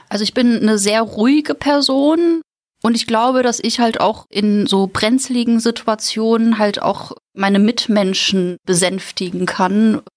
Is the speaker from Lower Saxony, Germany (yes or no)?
no; Münster, North Rhine-Westphalia, Germany; moved away as an adult; now in Mainz, Germany; Also es ist zwar eine Studentenstadt, aber wenn man da aufgewachsen ist